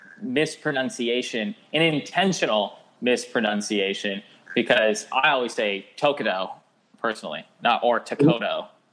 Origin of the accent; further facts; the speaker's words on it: Alaska, United States; my home state of Alaska